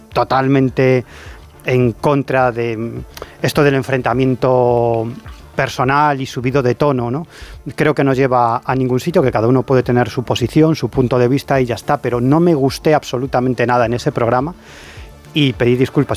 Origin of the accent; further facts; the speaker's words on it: A Coruña, Galicia, Spain; yo soy de La Coruña